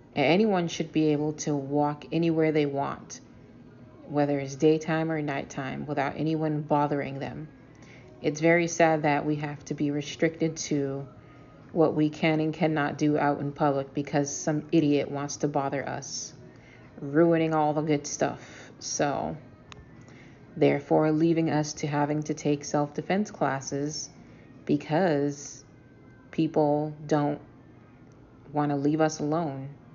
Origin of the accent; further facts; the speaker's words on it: Boston, Massachusetts, United States; I am a storyteller from Boston.